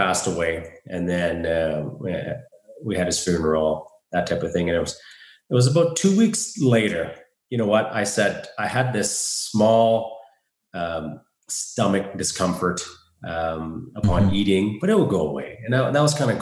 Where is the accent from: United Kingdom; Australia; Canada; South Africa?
Canada; Saskatoon, Saskatchewan; moved away as an adult; now in Calgary, Canada; I'm from Saskatoon. I moved to Calgary, Alberta, where I am right now, a little over 3.5 years ago